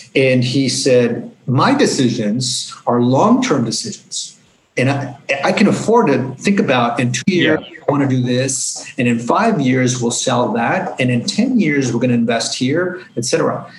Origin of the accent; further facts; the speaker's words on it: Los Angeles, California, United States; growing up in Los Angeles, to the Mexican American community.